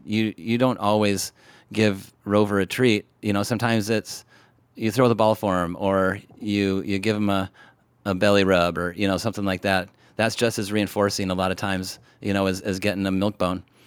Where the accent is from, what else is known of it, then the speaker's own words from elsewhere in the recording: Washington, United States; I grew up in Washington State